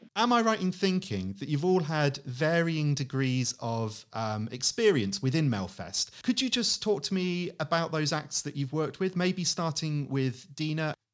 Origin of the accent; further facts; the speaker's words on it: United Kingdom; I go there as a Brit